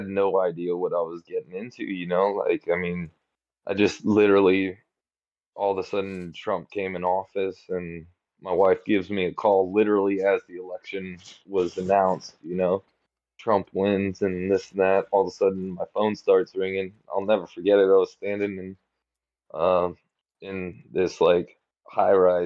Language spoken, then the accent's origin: English; California, United States; also born or lived in Hawaii; now in Australia; I was born in California